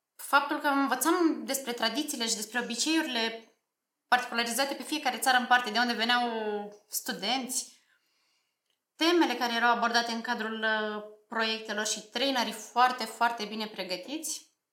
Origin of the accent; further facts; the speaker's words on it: Slobozia, Ialomița County, Romania; moved away as an adult; now in Bucharest, Romania; sunt absolventa Liceului Tehnologic Alexandru Ioan Cuza din Slobozia